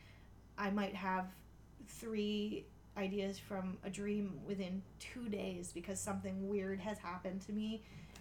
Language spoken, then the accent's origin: English; Choptank River, Eastern Shore, Maryland, United States; I grew up on the Choptank River and on the Eastern Shore